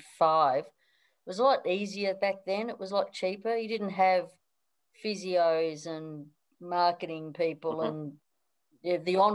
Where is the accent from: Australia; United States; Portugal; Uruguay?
Australia; Melbourne, Victoria; also born or lived in London; now in Sydney, Australia; whereas Melbourne, where it's wet and cold, and I grew up in Melbourne, wet and cold